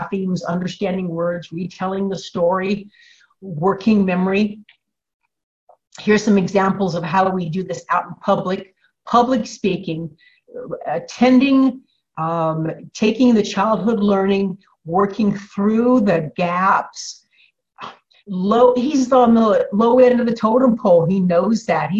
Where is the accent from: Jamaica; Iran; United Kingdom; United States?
United States; Illinois; I'm from Illinois